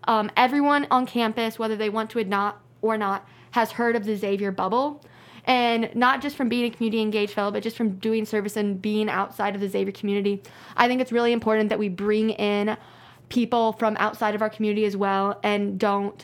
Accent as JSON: {"language": "English", "town": "Brownsburg", "region": "Indiana", "country": "United States", "said": "I'm from Brownsburg, Indiana"}